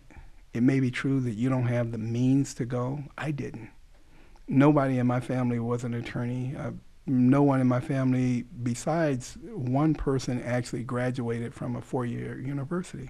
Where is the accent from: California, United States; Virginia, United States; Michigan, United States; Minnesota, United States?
California, United States; Los Angeles; I grew up in South Central Los Angeles